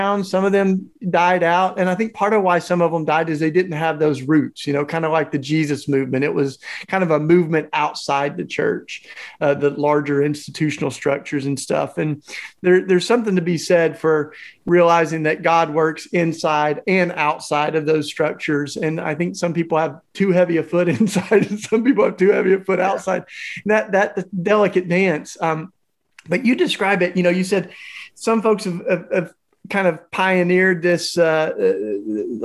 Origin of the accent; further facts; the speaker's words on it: Tennessee, United States; growing up in Tennessee